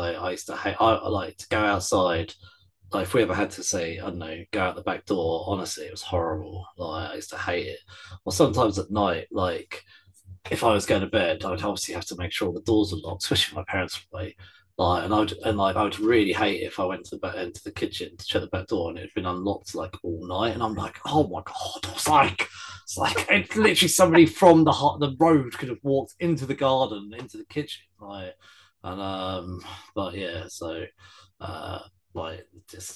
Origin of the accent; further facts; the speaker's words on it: near the Thames, England, United Kingdom; It was raised because we're not far from the Thames